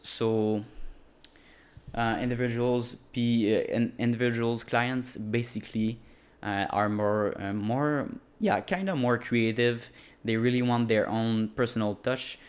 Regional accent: Quebec, Canada; first language French; English is a second language; I'm a French native speaker. Um, obviously in French in Quebec

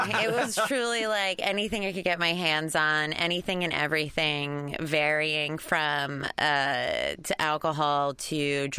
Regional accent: Flemington, New Jersey, United States; now in Los Angeles, United States; I grew up in New Jersey.

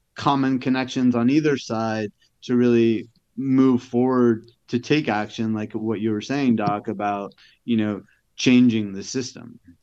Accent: New York, United States; moved away; I'm from New York

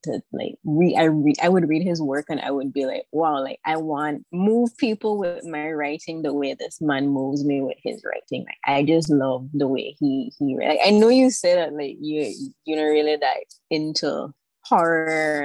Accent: Belize City, Belize District, Belize; also born or lived in Taiwan; I am from Belize City, born and raised. I've spent most of my life here, except for the 4 years that I spent studying in Taiwan

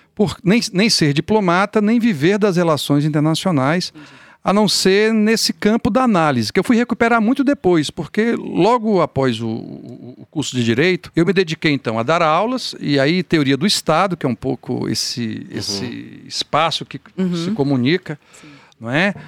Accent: Taguatinga, Federal District, Brazil; eu sou um menino de periferia de Brasília, ou seja, eu fui criado em Taguatinga

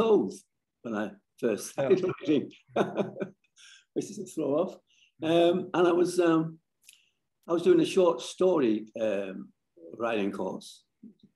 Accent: Barrow-in-Furness, North West England, United Kingdom; moved away as an adult; now in Australia; I lived on Walney Island, that's on the fringe of the Lake Districts

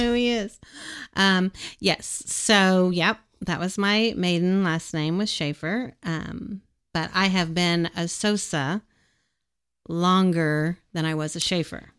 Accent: Edmond, Oklahoma, United States; I grew up in Edmond

